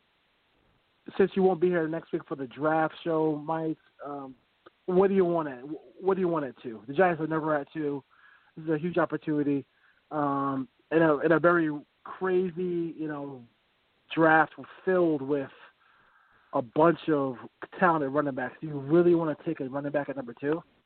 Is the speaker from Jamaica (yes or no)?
yes; Jamaica; I'm Jamaican and I have a lot of family who lives in Jamaica